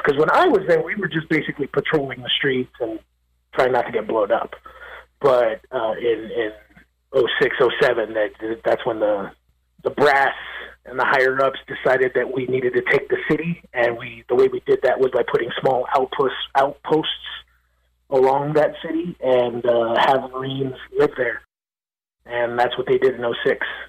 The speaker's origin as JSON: {"language": "English", "town": "Los Angeles", "region": "California", "country": "United States", "tie": "born or raised there", "moved": "yes", "lives_now": "Nashville, United States", "said": "I'm from East Los Angeles, California, originally. I was uh, born and raised in East"}